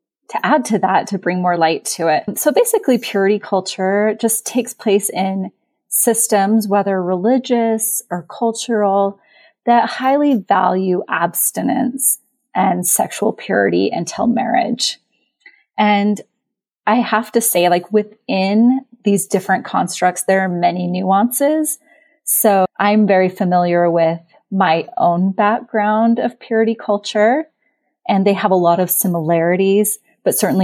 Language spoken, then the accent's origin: English; Utah, United States; I was raised LDS in Utah